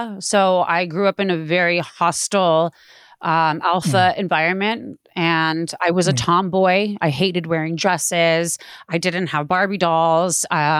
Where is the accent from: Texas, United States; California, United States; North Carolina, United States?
California, United States; Playa del Rey; also born or lived in Palos Verdes; I grew up in Playa del Rey and Palos Verdes. I lived in Playa del Rey for a few years, and then my parents moved to Palos Verdes, and they still have a house out there.